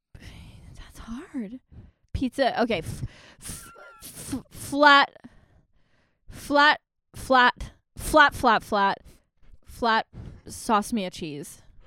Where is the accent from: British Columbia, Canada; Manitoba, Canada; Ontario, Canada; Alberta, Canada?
Manitoba, Canada; Virden; moved away as an adult; also born or lived in Victoria; I went back to my hometown